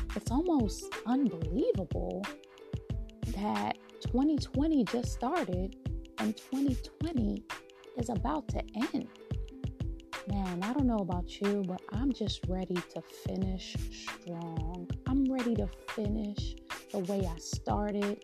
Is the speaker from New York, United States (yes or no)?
yes; New York, United States; moved away as an adult; now in DMV (Washington metropolitan area), United States; relocating from my hometown of New York to um, the DMV